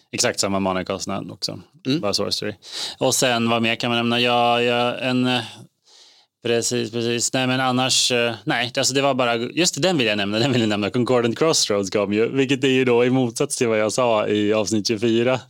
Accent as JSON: {"language": "Swedish", "town": "Eskilstuna", "region": "Södermanland", "country": "Sweden", "moved": "yes", "said": "jag var hemma i Eskilstuna"}